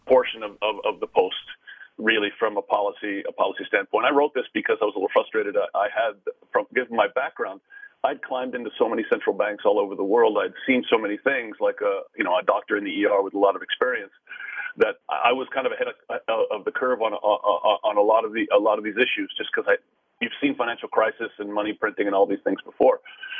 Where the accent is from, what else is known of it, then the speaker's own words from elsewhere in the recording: California, United States; And now I run a glorified private family office from my hometown in California.